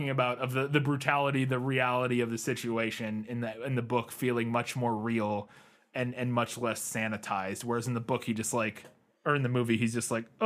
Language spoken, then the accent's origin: English; United States; As an American